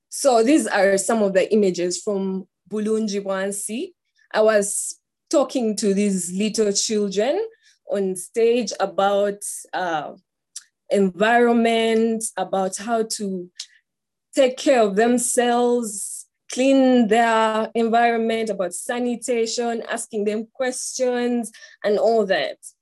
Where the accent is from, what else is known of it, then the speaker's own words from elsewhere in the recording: Uganda; I am from Uganda